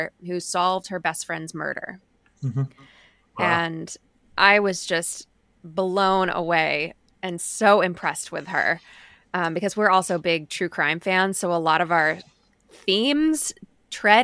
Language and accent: English; Maine, United States; we are both from Maine, me and my co-host